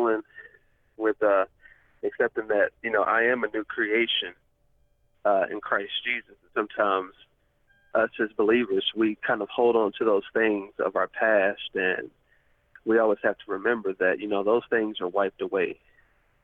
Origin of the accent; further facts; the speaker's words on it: Cleburne, Texas, United States; my hometown of Cleburne, Texas